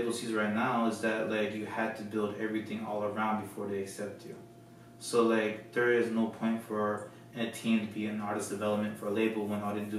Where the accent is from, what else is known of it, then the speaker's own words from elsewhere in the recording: Florida, United States; moved away as an adult; also born or lived in California; I was raised in Florida